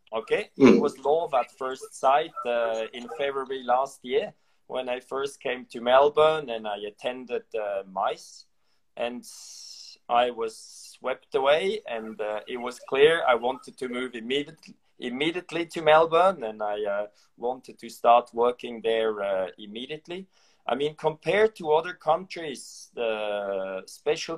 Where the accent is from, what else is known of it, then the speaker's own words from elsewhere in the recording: Switzerland; my home country, Switzerland